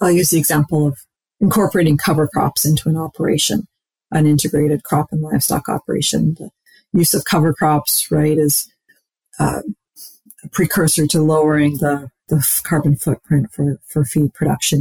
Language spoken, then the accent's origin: English; Saskatchewan, Canada; moved away as an adult; now in Minnesota, United States; I was born and raised in Saskatchewan